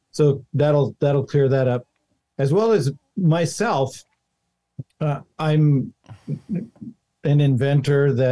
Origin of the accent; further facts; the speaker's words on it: Montana, United States; born there; because I was born in Montana, and uh, and and the ranches out there are really big.